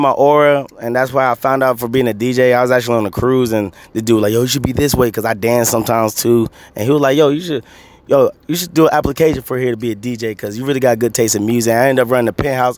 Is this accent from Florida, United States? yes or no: yes; Miami, Florida, United States; now in Charlotte, United States; I'm from Miami